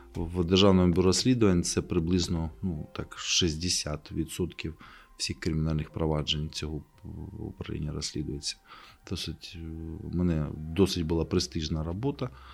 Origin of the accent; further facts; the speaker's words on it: Kharkiv, Kharkiv Oblast, Ukraine; moved away; also born or lived in Kyiv; це моє рідне місто